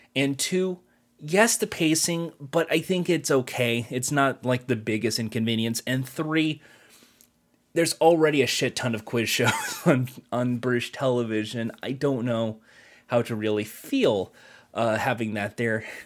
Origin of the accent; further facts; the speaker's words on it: United States; as an American who watches the Spurs version